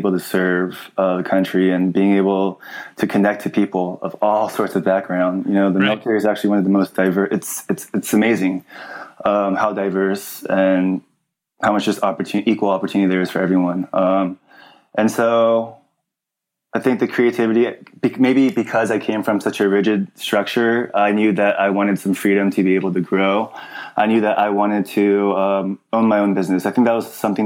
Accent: Los Angeles, California, United States; I grew up, I'm from the San Fernando Valley, and it's a suburb out of Los Angeles, California

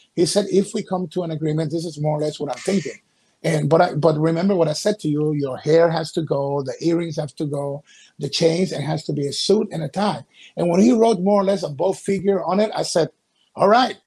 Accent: Guayaquil, Guayas, Ecuador; moved away; I was five years old. I'm from Ecuador, a coast city called Guayaquil in the Republic of Ecuador.

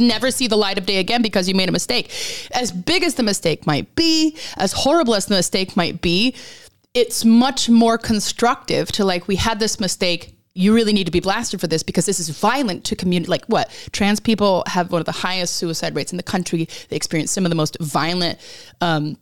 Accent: Alaska, United States; moved away as an adult; now in England; I grew up in Alaska, very evangelical

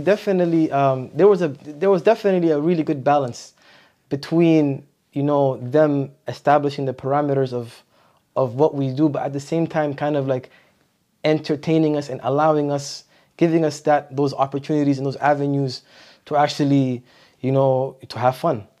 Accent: Ottawa, Ontario, Canada; also born or lived in Montreal / Medina; I grew up in Ottawa. So I moved to Ottawa when I was How about a year

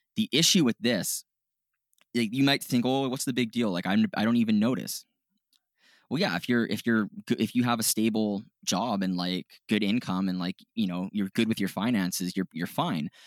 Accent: Canada; we're Canadian

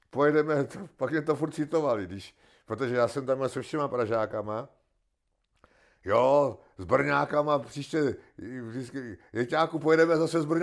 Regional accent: Czechia; koukejte se, my jsme Sice Češi, ale k ním nepatříme.

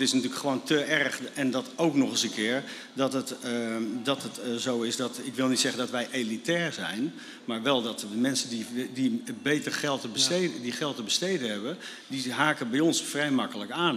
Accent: Netherlands; wij gewoon met, met uh, z'n allen als Nederlanders

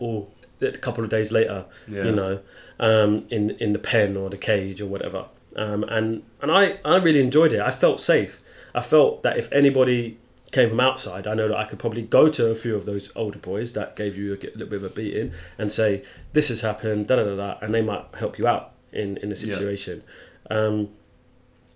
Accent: London, United Kingdom; I grew up in South West London, Battersea

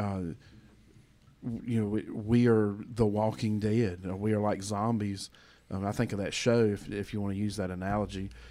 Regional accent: United States; as a American

